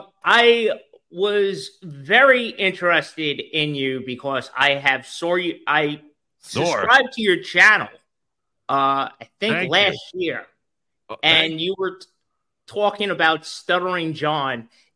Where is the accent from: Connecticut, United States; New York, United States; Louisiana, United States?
New York, United States; From New York. I actually live on Long Island.